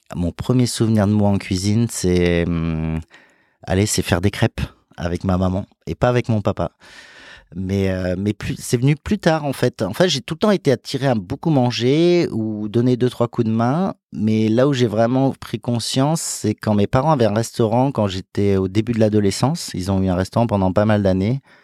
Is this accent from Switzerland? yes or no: no; Lyon, Auvergne-Rhône-Alpes, France; now in Paris, France; je suis né en France, euh, à Lyon